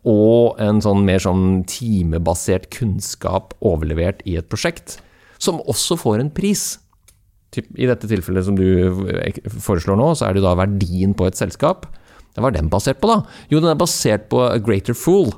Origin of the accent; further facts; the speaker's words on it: Norway; som nordmann